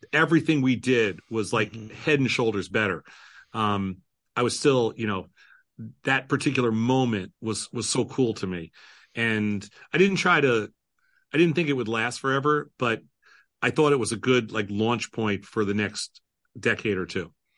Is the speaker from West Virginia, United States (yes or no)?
no; New York, United States; now in Chicago, United States; I come from New York. I grew up as a Mets fan.